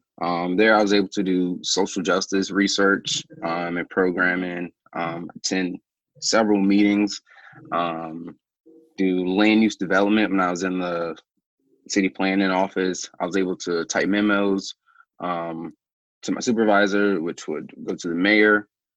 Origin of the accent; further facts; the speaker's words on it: Greensboro, North Carolina, United States; because I'm actually from Greensboro.